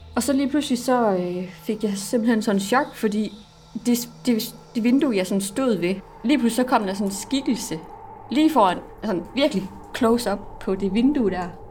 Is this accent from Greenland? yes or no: yes; Greenland; also born or lived in Southern Jutland; now in Denmark; jeg er fra Grønland